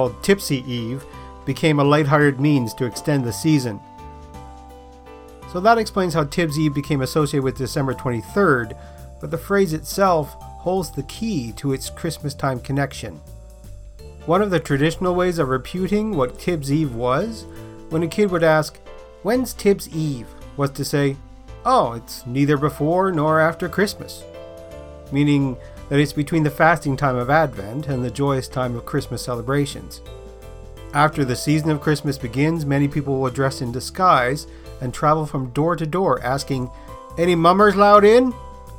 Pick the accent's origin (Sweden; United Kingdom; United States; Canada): Canada; Newfoundland and Labrador; moved away; I'm originally from Newfoundland, Canada's easternmost province